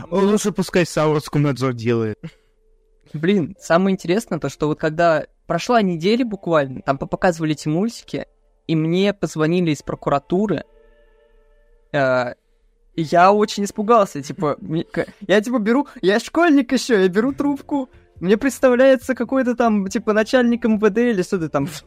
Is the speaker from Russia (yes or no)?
yes; Ryazan, Ryazan Oblast, Russia; Меня позвали в Рязанскую газету, то есть я жил в Рязани, то есть это мой родной город.